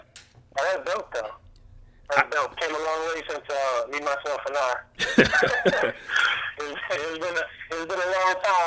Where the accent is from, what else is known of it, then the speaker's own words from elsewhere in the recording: the South, United States; Yeah, I'm from the South, so, like, that just wasn't cool in the South.